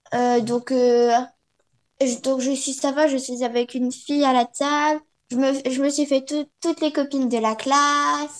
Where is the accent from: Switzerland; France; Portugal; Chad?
France; moved away; je suis française